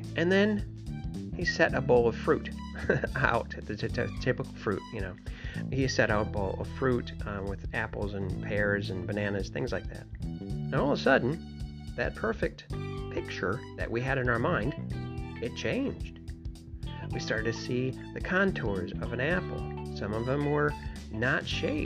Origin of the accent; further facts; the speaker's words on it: Michigan, United States; moved away; also born or lived in New York; Originally, I'm from Michigan